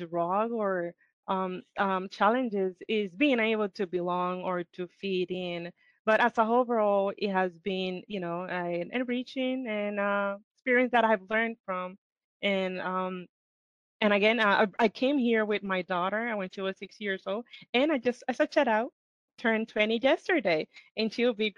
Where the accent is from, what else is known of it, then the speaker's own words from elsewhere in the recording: Puerto Rico; moved away; I am also from Puerto Rico, born and raised